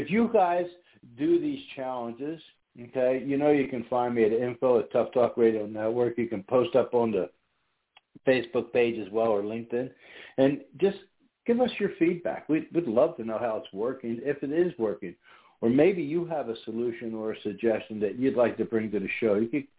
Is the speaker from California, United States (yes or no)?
no; New York, United States; might think that our accents are kind of close, different neighborhoods, bordering states maybe. But born and raised in New York